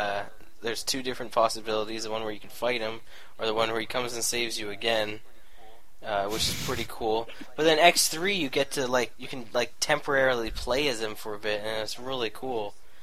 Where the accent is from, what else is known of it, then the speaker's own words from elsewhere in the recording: Canada; I'm Canadian, all right?